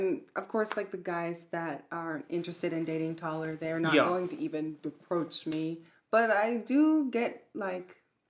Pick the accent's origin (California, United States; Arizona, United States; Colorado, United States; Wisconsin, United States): Arizona, United States; I grew up in the United States, in Arizona. But every summer, we would go to France to see my family.